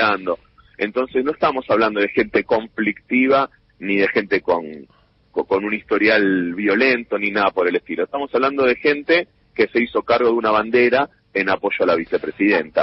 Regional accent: Buenos Aires, Argentina; Yo voy a la cancha de defensores, me encuentro con mis compañeros del jardín infante, de la primaria, del barrio

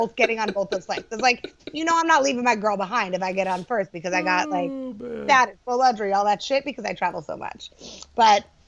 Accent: New York City, New York, United States; also born or lived in Los Angeles; I am a New Yorker. I love New York

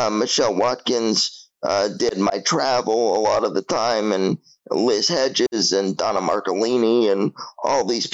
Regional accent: Toronto, Ontario, Canada; born or raised there

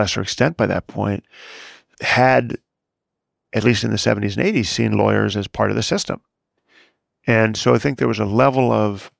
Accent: Chicago, Illinois, United States; the house I grew up in Chicago

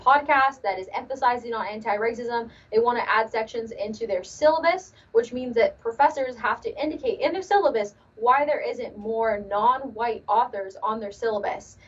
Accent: Los Angeles, California, United States; Yes, born and raised in Los Angeles.

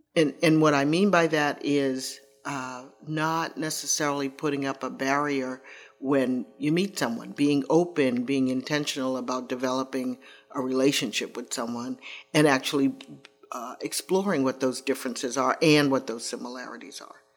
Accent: Boston, Massachusetts, United States; I grew up in Roxbury

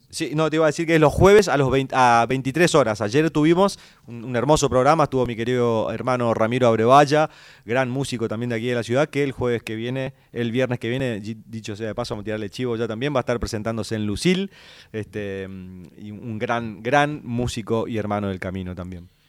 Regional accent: Santo Tomé, Argentina; el paisaje de mi pueblo, ¿no? Cuando vamos al barrio estación de, Santo Tomé

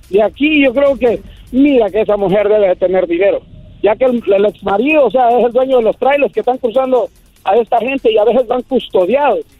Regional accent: Michoacán, Mexico; soy de Michoacán

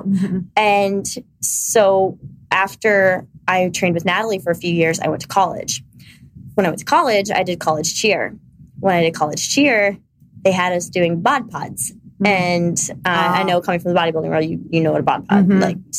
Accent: Ohio, United States

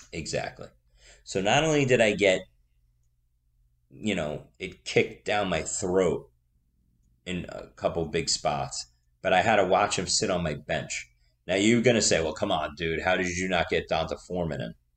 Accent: New York City, New York, United States; accent: Staten Island; That's my Staten Island accent

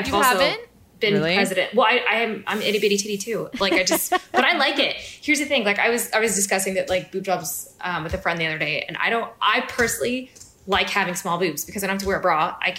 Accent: Fort Collins, Colorado, United States; born or raised there

